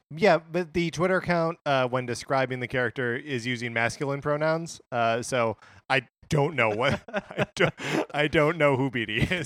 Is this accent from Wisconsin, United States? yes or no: yes; Wisconsin, United States; moved away; born and raised in Wisconsin, lived there for, uh, you know, over I don't know, like, twenty-five years